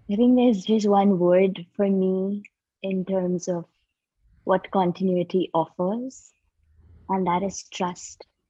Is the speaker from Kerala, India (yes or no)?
no; Mumbai, Maharashtra, India; I grew up in Bombay, India